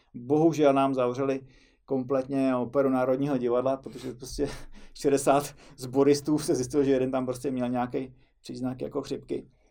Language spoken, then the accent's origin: Czech; Czechia; My to u nás v Čechách máme o něco snažší